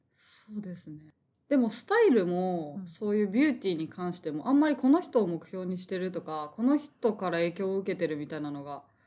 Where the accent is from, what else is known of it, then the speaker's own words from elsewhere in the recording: Tokyo, Japan; 東京育ち東京出身で、はい、東京に実家があるような感じなので